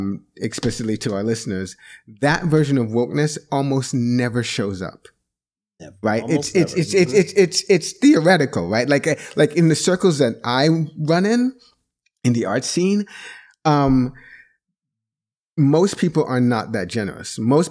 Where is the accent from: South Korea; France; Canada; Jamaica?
Jamaica; moved away; So this is where I am the black man, as a Jamaican immigrant, I want to say that I see this in this way.